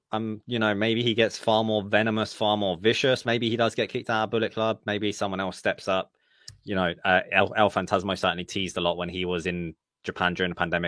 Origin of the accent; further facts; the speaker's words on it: United Kingdom; I'm British.